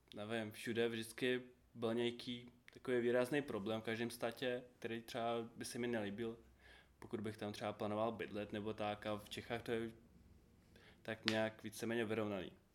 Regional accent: Uzhhorod, Zakarpattia Oblast, Ukraine; Czech is a second language; moved away as an adult; now in Czech Republic; jsem z Užgorodu z Ukrajiny

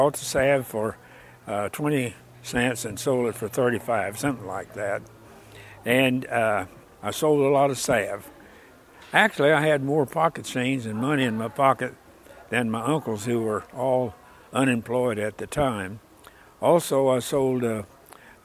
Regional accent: Osage, Oklahoma, United States; also born or lived in Cleveland, Oklahoma; I was born and raised in, there in Osage

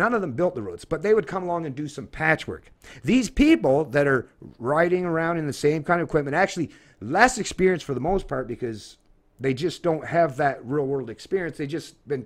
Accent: Scotland, United Kingdom; now in Canada; being a Scotsman

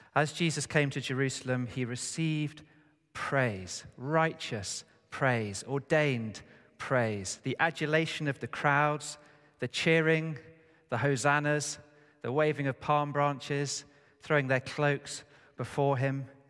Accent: United Kingdom; us as British people

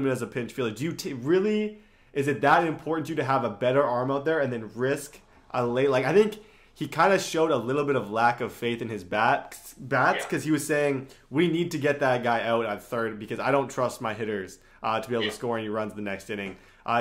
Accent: Canada; as a Canadian

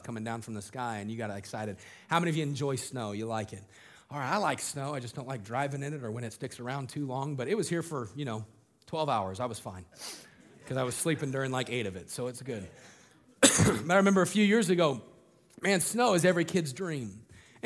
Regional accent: Colorado, United States; I grew up in Colorado

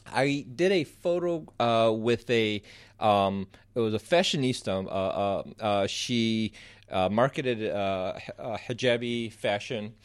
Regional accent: Southeast Michigan, United States; moved away as an adult; also born or lived in Egypt; now in Chicago, United States; I was born in Egypt, raised in Southeast Michigan, moved here about ten years ago

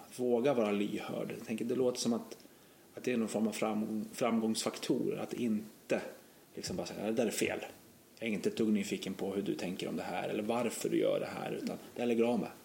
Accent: Gävle, Gävleborg County, Sweden; Brynäs en stadsdel, där jag växte upp

